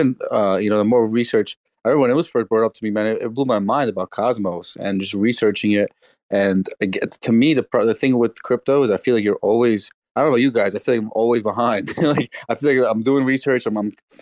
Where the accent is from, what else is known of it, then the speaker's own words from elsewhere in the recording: New York, United States; I'm New York, man. I'm New York, but I actually have a lot of family in Detroit area